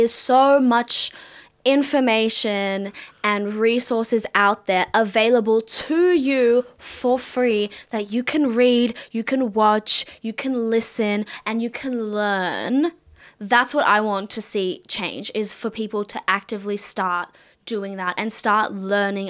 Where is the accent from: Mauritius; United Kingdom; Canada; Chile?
Mauritius; now in Australia; I'm Mauritian